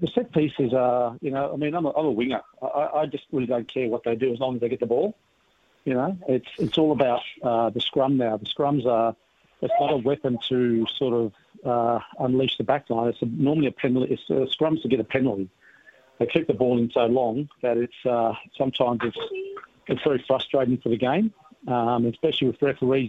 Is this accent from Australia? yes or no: yes; Australia; I'm an Australian